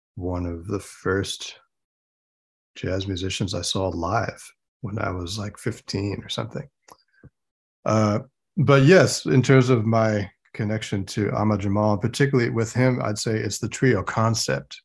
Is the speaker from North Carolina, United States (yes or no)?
no; Rochester, New York, United States; when I was growing up in Rochester, New York